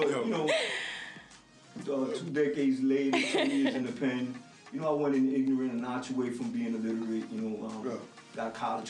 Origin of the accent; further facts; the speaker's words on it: Bronx, New York, United States; now in Miami, United States; I moved out here from the Bronx in like 1974, and you know, I was loving the music out here.